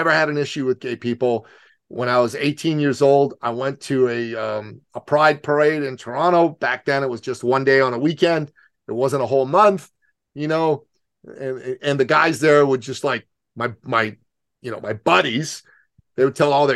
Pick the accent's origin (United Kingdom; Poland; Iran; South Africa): Iran; now in Canada; I'm from Iran